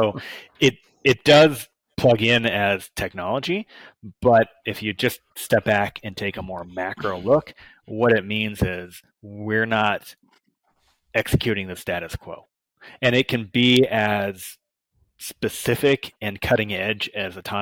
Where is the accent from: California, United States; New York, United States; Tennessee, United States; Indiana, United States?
California, United States; Redding; moved away; also born or lived in Hawaii; grew up in Northern California, in Redding. Went to Hawaii to chase my high school sweetheart